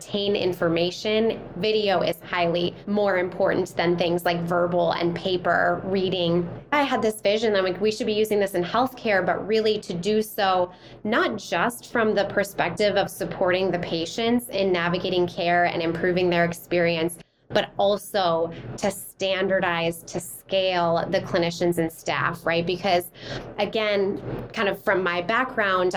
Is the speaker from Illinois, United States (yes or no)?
no; Minnesota, United States; moved away; also born or lived in Wisconsin / Baltimore, Maryland; Grew up in the Midwest, I'm originally from Minnesota